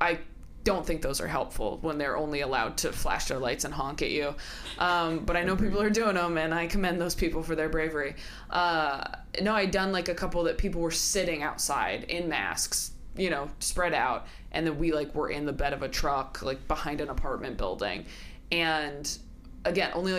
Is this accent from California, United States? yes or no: yes; California, United States; also born or lived in Modesto, California / Escalon, California; now in Los Angeles, United States; I'm from California. I grew up in, like, Northern California until I was, like, 9, and then Southern California